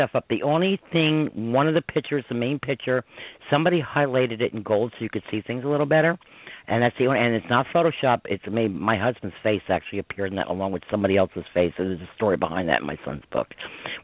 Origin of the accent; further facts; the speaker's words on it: Croton-on-Hudson, New York, United States; I grew up in Croton Hudson, New York